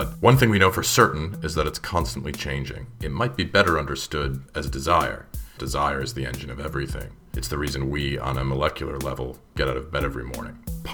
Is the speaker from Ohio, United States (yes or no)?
yes; Cleveland, Ohio, United States; Having walked through whiteout blizzards several times in my life because I'm from Cleveland, Ohio